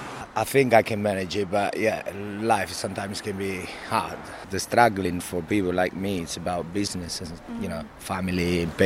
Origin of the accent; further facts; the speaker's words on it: Paris, Île-de-France, France; English is a second language; I'm from Paris. I'm French university in order to be English teacher.